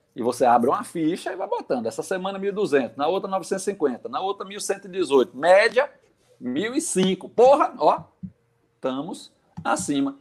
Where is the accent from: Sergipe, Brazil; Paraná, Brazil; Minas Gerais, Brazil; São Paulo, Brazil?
Sergipe, Brazil; Aracaju; minha conterrânea de Aracaju. Ela hum. nem sabe, mas eu sou eu sou sergipano de nascimento.